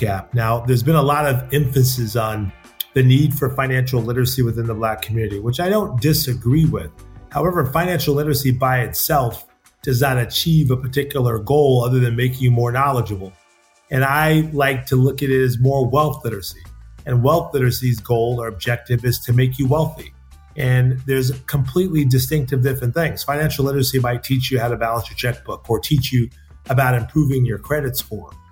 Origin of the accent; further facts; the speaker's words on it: Seaside, California, United States; my hometown of Seaside